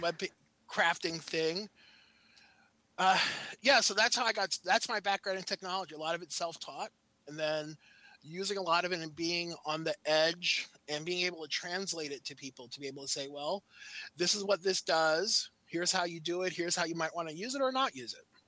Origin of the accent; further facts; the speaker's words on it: New York, United States; moved away as an adult; now in Maryland, United States; I'm originally from New York